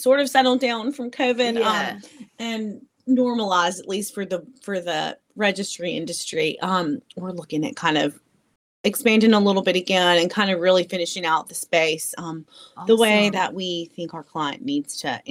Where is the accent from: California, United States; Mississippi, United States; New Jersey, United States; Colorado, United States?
Mississippi, United States; North; now in Jackson, United States; I'm from North Mississippi.